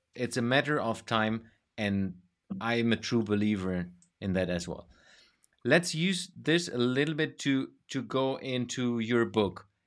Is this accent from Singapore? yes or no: no; Germany; moved away; also born or lived in Denmark / Sweden; my home country, which is Germany